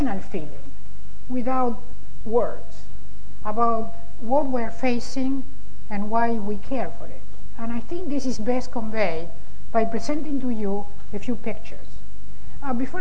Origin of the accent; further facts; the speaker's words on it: Argentina; moved away; I am originally from Argentina